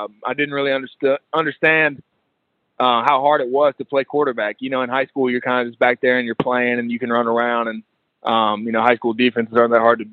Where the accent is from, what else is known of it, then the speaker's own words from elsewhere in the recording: Chattanooga, Tennessee, United States; born and raised in Chattanooga.